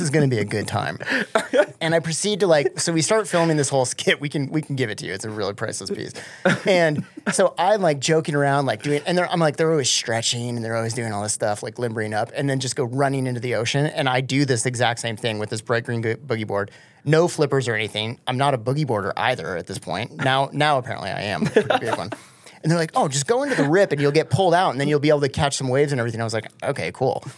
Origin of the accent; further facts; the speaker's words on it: Colorado, United States; also born or lived in Michigan; I grew up in Colorado